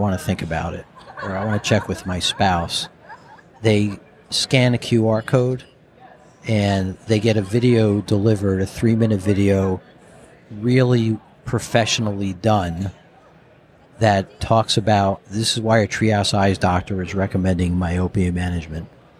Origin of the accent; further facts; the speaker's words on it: New Jersey, United States; the guy from Jersey up here